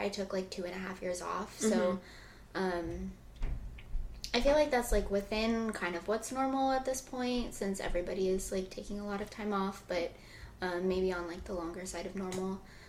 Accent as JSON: {"language": "English", "region": "Iowa", "country": "United States", "said": "I'm from Iowa. I went to school in Baltimore and for undergrad, and then I came here."}